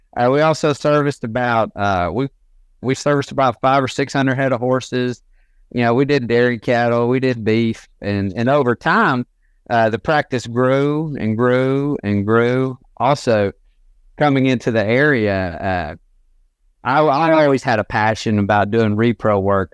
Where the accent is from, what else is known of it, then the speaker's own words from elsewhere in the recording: Northwest Georgia, United States; Born and raised in Northwest Georgia.